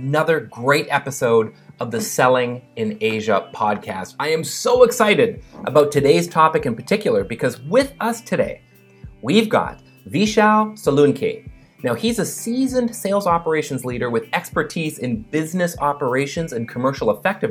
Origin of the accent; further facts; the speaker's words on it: Canada; moved away; my home country of Canada